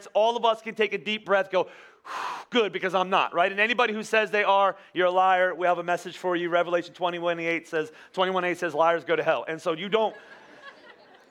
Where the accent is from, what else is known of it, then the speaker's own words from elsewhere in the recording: United States; we're not English, we're American